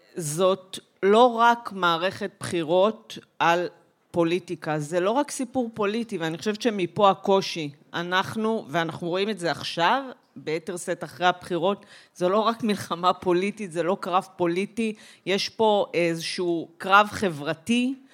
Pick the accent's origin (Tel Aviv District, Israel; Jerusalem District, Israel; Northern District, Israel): Northern District, Israel; Migdal HaEmek; moved away; אני גדלתי במגדל העמק